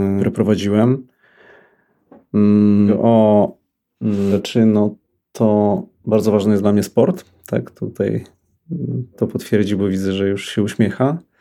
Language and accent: Polish; Lublin, Lublin Voivodeship, Poland; also born or lived in Bydgoszcz; now in Warsaw, Poland; Urodziłem się w Bydgoszczy, wychowałem się w Lublinie